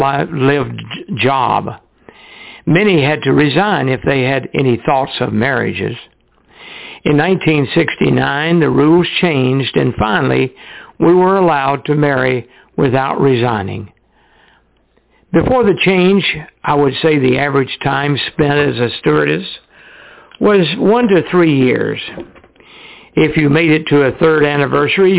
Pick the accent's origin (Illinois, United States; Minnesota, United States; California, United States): California, United States; moved away as an adult; also born or lived in Miami; I was from California